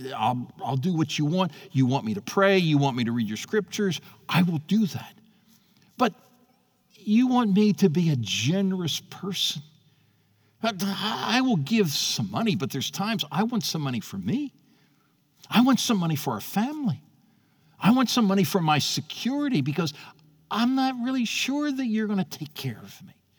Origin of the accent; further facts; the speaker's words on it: United States; as an American citizen, I'm glad I've been born and raised in a country that believed that.